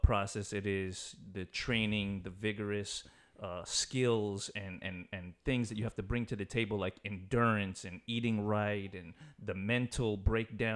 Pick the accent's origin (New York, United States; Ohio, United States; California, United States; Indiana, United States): New York, United States; growing up in New York, you had to like the Rangers, the Yankees, the Knicks